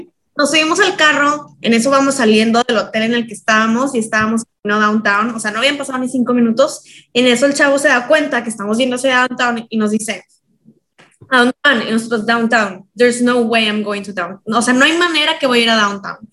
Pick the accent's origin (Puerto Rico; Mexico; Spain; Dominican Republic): Mexico; now in Los Angeles, United States; nosotros que venimos de México